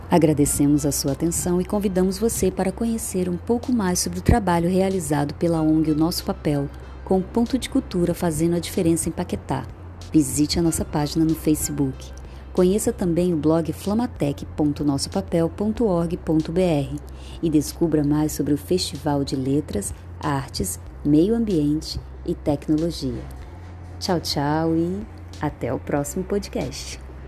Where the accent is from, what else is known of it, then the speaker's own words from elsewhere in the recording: Bahía Blanca, Buenos Aires Province, Argentina; Portuguese is a second language; moved away as an adult; now in Brazil; sou nascido em 1963 na Argentina, sul na Portal da Patagônia, Bahia Blanca é meu lugar natal, e ali fui formado